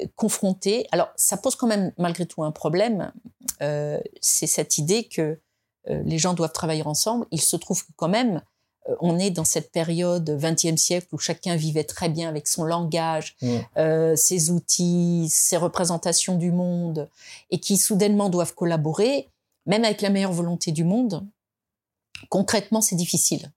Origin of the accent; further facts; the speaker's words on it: France; on est français, hein, on est français